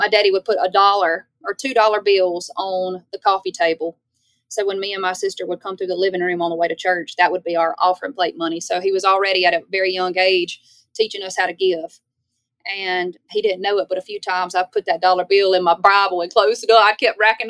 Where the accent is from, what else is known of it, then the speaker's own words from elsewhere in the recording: Baskin, Louisiana, United States; moved away as an adult; now in Nashville, United States; I'm from Louisiana